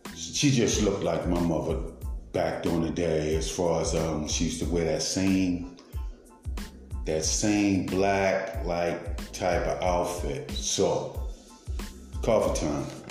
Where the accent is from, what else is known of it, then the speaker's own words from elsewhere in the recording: Baltimore, Maryland, United States; I was raised in East Baltimore